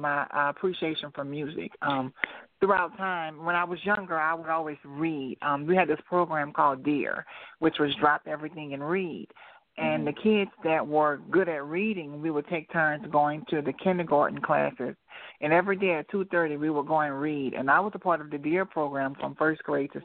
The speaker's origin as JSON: {"language": "English", "town": "New Orleans", "region": "Louisiana", "country": "United States", "also_born_or_lived": "Memphis, Tennessee", "moved": "yes", "lives_now": "Atlanta, United States", "said": "I'm originally from New Orleans, Louisiana"}